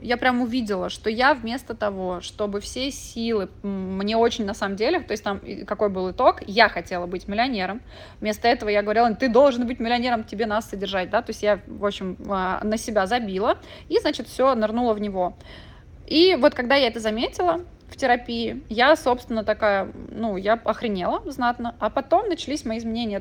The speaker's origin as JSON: {"language": "Russian", "region": "Moscow", "country": "Russia", "tie": "born or raised there", "also_born_or_lived": "Mexico", "moved": "as an adult", "said": "я родилась в Москве и выросла"}